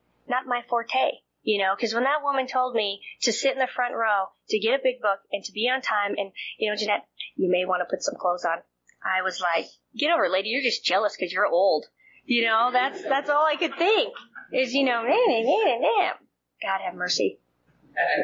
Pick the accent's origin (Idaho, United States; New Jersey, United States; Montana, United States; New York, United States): Montana, United States; I'm from Montana